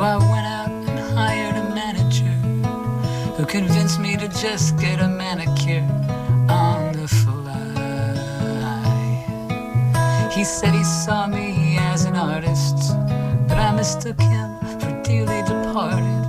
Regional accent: Maine, United States; there was a period in my life where I grew up in Maine, and I would go into Portland

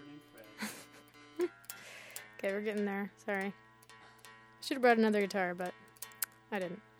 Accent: Maine, United States; now in Somerville, United States; I'm from Maine.

